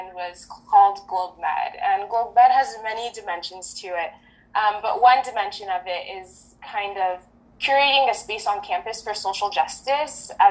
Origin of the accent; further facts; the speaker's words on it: Southern California, United States; first language French; English is a second language; also born or lived in Geneva, Switzerland; I grew up in Southern California, speaking French